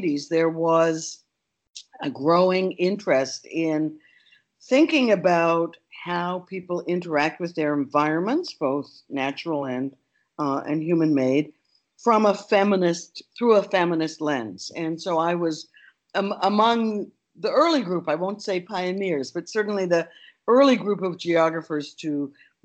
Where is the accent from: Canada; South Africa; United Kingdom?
Canada; moved away as an adult; now in United States; I'm Canadian